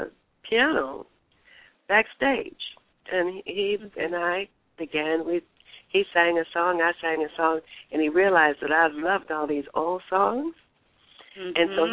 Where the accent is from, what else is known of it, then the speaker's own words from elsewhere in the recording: Detroit, Michigan, United States; moved away; also born or lived in Los Angeles; I grew up in Detroit